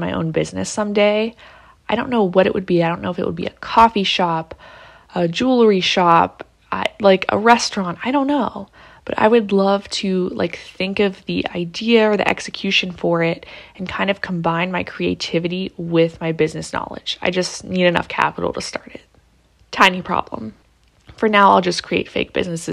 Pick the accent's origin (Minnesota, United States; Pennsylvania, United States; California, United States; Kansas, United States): Pennsylvania, United States; Pittsburgh; I'm from Pittsburgh